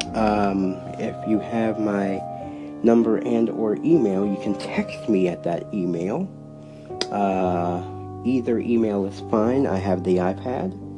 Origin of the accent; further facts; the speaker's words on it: Cleveland, Ohio, United States; moved away; The reason for the 216 is because I'm originally from Cleveland